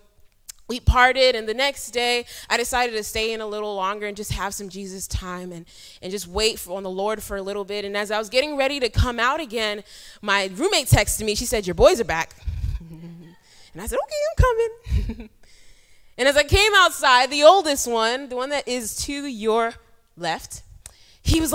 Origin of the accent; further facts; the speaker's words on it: New York City, New York, United States; moved away as an adult; also born or lived in Ghana; now in Ivory Coast; born in Ghana and I grew up in New York City and now I work in Ivory Coast